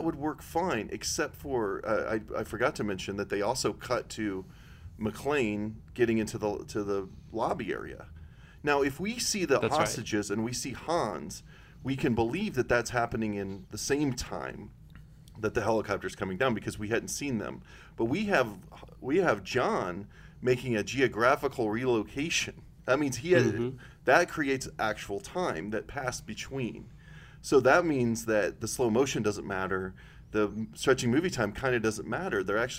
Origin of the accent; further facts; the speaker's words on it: Wisconsin, United States; I'm from Wisconsin.